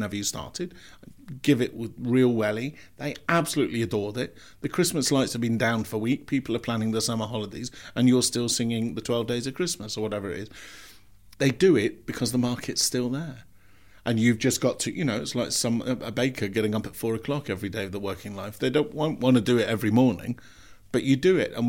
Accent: Scotland, United Kingdom; When I was growing up in Scotland, I can remember the big Pantos in Glasgow at the King's and the Pavilion going on till Easter.

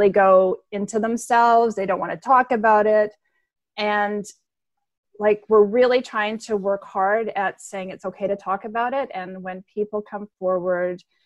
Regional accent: Memphis, Tennessee, United States; moved away as an adult; now in Canada; I grew up in Memphis

